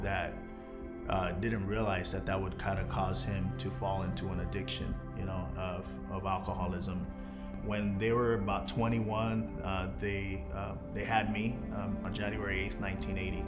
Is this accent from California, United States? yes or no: yes; Los Angeles, California, United States; I'm from Los Angeles, California. I was born in Queen of Angels